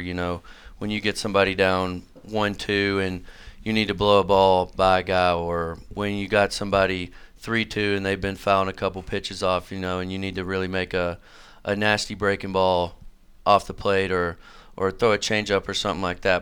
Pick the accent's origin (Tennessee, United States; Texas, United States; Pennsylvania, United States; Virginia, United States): Tennessee, United States; Manchester; moved away as an adult; now in Johnson City, United States; I'm from Manchester, which is sort of a, a really small town out in Middle Tennessee